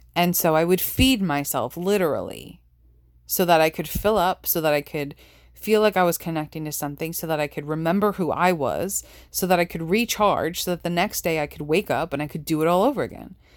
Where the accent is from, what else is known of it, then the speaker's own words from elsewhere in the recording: New York, United States; growing up in New York